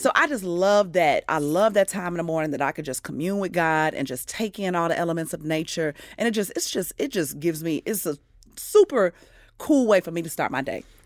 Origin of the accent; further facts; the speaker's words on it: Midwest, United States; now in Atlanta, United States; I'm a Midwesterner to the heart